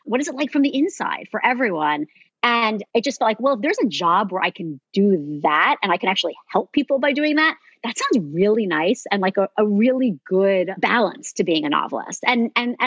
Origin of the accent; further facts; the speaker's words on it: New Jersey, United States; now in California, United States; I grew up in New Jersey